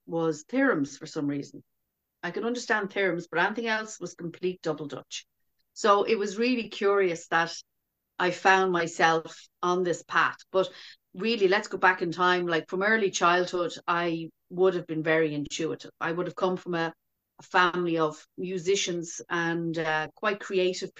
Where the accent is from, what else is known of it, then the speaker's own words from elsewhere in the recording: Dublin, Leinster, Ireland; I was born in Dublin in the mid-60s